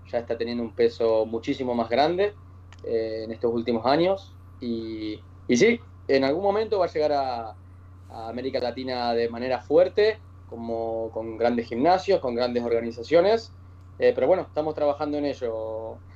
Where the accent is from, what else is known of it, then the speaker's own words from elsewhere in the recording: Rosario, Santa Fe, Argentina; Yo te puedo decir de que vengo de Rosario, no sé si conocen la ciudad